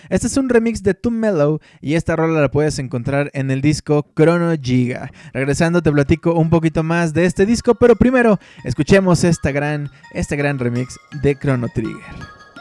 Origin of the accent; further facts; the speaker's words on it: Mexico; como niño mexicano de los noventas, leía la revista Club Nintendo